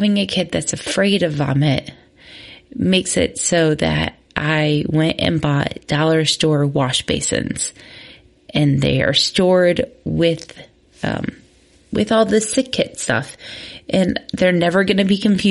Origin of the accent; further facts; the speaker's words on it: Midwest, United States; growing up in the Midwest